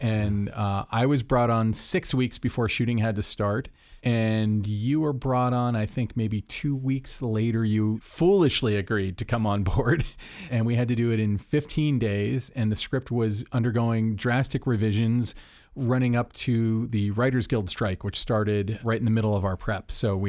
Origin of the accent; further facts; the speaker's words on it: Orlando, Florida, United States; I'm from Orlando, so.